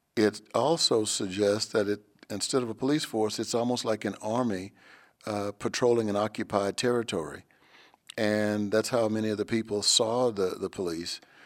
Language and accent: English; Texas, United States; I was born and raised in Texas